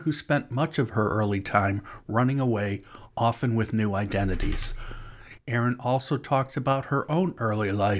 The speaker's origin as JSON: {"language": "English", "town": "Cleveland", "region": "Ohio", "country": "United States", "tie": "born or raised there", "moved": "yes", "lives_now": "Kentucky, United States", "said": "I'm from, actually, my hometown is Cleveland"}